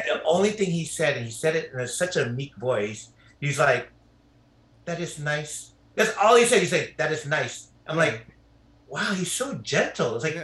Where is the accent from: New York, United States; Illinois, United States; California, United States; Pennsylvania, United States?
California, United States; Carson; moved away as an adult; now in Palos Verdes, United States; I grew up in Carson, which is right by Compton